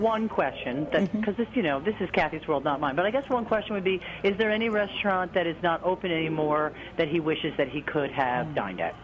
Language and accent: English; New Jersey, United States; now in Portland, United States; I grew up in New Jersey as did Kathleen